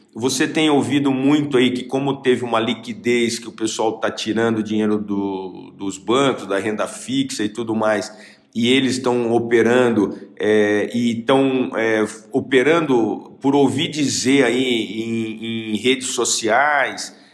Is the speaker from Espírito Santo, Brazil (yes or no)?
no; Bauru, São Paulo, Brazil; eu sou de Bauru